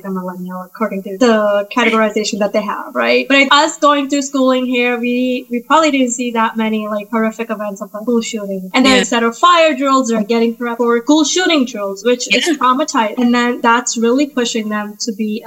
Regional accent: Massachusetts, United States; I'm from Massachusetts

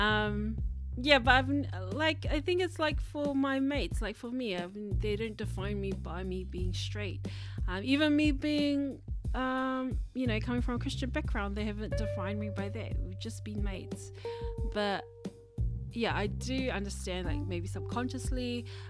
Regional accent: Auckland, New Zealand; I come from a Labour voting family, and I come from South Auckland

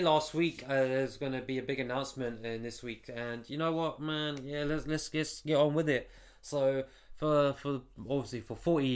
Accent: Stevenage, East of England, United Kingdom; I'm from Stevenage in the UK, you know, just outside of London

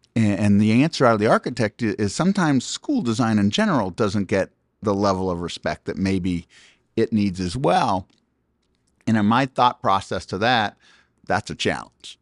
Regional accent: Pickerington, Ohio, United States; moved away; We were just in my hometown of Pickerington, Ohio

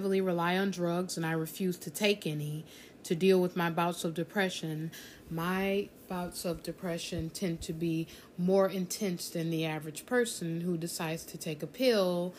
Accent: South Florida, United States; I grew up in South Florida

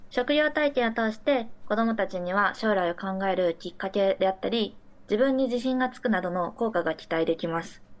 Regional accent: Mie, Japan; 私たちはチーム3人とも三重県出身ということもあって

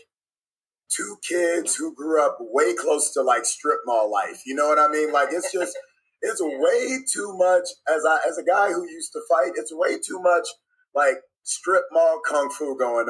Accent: St. Louis, Missouri, United States; as a kid growing up in St. Louis, I grew up in pretty mixed communities

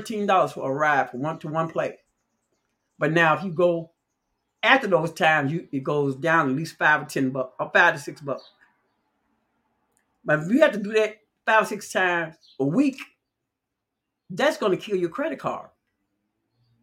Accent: Chicago, Illinois, United States; growing up in Chicago

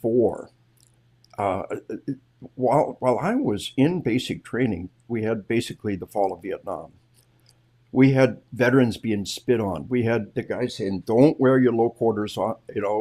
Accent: Arkansas, United States; We are from Arkansas

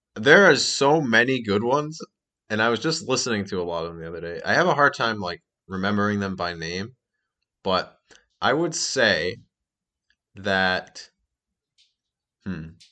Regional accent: Massachusetts, United States; I'm from Massachusetts

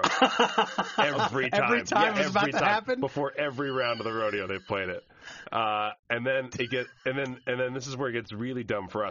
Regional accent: New Jersey, United States; I'm from Jersey

